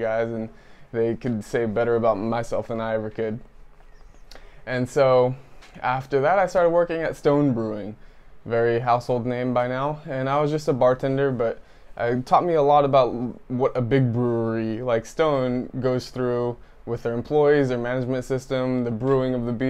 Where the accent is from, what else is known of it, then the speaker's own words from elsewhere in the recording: Tracy, California, United States; I grew up in Tracy, California with my mom and my dad.